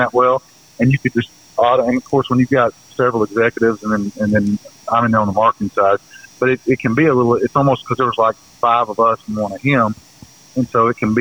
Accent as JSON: {"language": "English", "region": "the South", "country": "United States", "said": "we're from the South"}